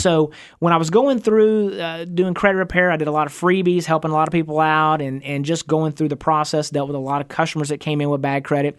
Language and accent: English; Van, Texas, United States; I grew up out in East Texas, and I went to, uh, went to high school in a little town called